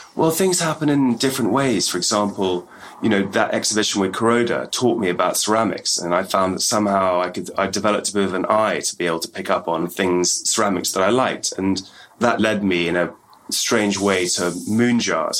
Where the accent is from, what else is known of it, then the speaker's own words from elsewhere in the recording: England, United Kingdom; when I was growing up in England